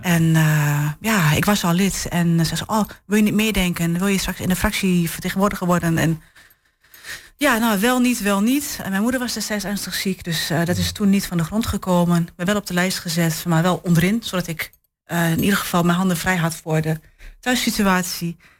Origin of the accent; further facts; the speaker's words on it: Enschede, Overijssel, Netherlands; now in Hengelo, Netherlands; geboren getogen in Enschede